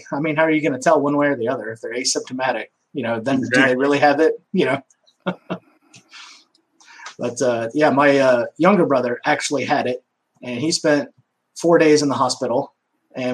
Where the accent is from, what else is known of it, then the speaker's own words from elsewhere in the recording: Omaha, Nebraska, United States; born there; also born or lived in Nevada / Texas / Georgia; now in Louisiana, United States; Yeah, I was born in Omaha, Nebraska. Moved out west to Nevada for a little bit, Texas, Louisiana, Georgia. I've been all over.